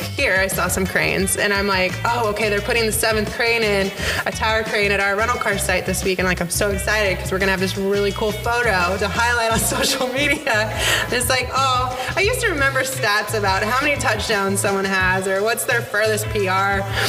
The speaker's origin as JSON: {"language": "English", "town": "Yorba Linda", "region": "California", "country": "United States", "tie": "born or raised there", "said": "I grew up in Orange County, Yorba Linda."}